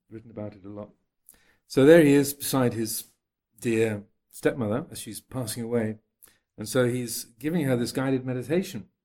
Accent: United Kingdom; accent: English; People often think my accent is is um, not English anymore, but I often get asked if I'm South African or Australian or American.

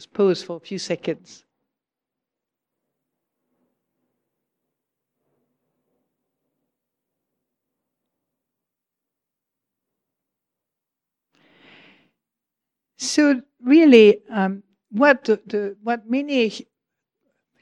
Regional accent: Provence-Alpes-Côte d'Azur, France; now in United Kingdom; I come from Provence

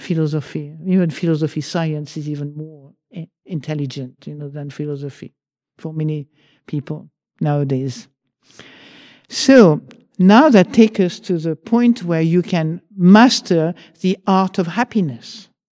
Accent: France; accent: French; English is a second language; now in United Kingdom; I still have a French accent

